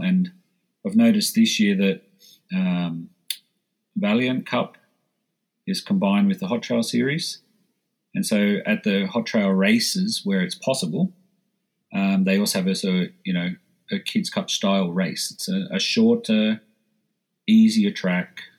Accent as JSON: {"language": "English", "country": "Australia", "moved": "as an adult", "lives_now": "Switzerland", "said": "as an Aussie"}